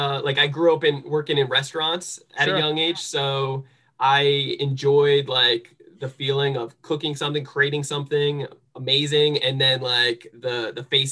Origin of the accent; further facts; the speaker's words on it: New Jersey, United States; moved away; also born or lived in San Diego; I'm from New Jersey